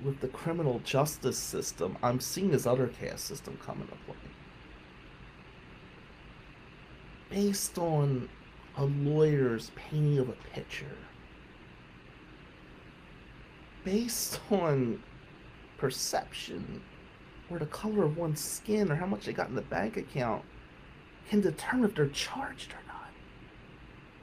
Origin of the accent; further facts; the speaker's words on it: Atlantic City, New Jersey, United States; now in Michigan, United States; Growing up Atlantic City